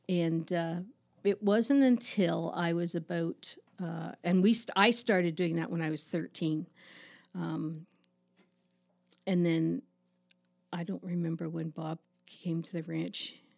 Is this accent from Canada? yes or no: yes; Toronto, Ontario, Canada; also born or lived in Markham, Ontario; now in Listowel, Canada; I grew up in Agincourt, which is a suburb of Toronto